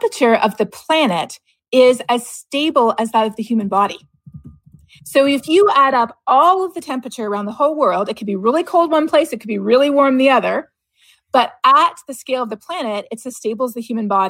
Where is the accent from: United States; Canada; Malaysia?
Canada; moved away; growing up in Canada